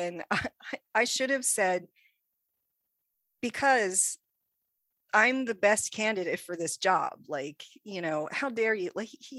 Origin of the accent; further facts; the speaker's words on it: United States; I'm American.